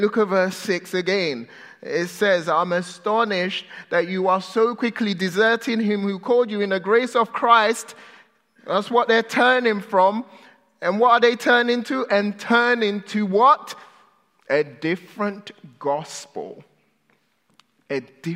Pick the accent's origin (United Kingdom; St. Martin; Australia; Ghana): United Kingdom; now in United States; I'm British.